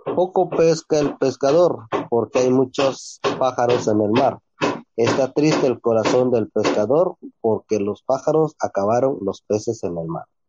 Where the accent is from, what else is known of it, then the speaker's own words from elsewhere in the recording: San Mateo del Mar, Oaxaca, Mexico; first language Ombeayiüts; Spanish is a second language; Les mandamos un cordial saludo desde San Mateo del Mar